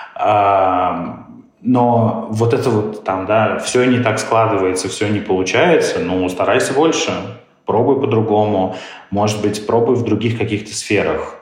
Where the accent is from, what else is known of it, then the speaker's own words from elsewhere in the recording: South Africa; он, как и я, из Южной Африки